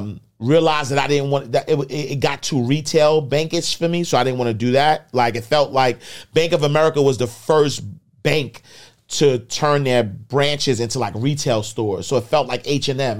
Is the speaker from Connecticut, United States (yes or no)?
no; New York City, New York, United States; I'm the kid from Harlem